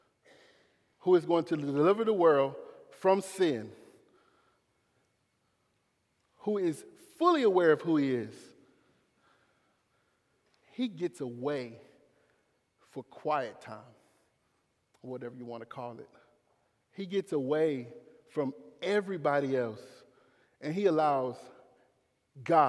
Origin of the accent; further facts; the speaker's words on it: Clinton, United States; I'm from Clinton. I'm public school education.